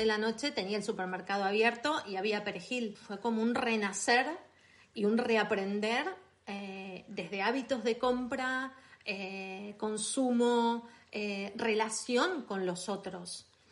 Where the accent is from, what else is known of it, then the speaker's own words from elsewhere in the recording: Buenos Aires, Argentina; accent: Argentine; moved away as an adult; now in Catalonia, Spain; soy argentina. Eh, nací en Buenos Aires eh, y llevo en España 20 años.